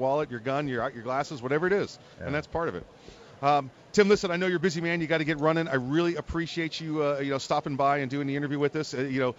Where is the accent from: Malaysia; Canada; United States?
United States; New York; moved away; I'm from New York. That's home for me. I still go up there. They're my sports teams and everything else.